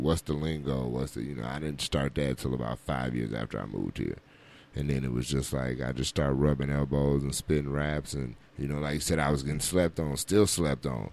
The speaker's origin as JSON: {"language": "English", "town": "Racine", "region": "Wisconsin", "country": "United States", "moved": "as an adult", "said": "I'm originally from Racine, Wisconsin. I ended up here about 13 years ago after I got out of the military."}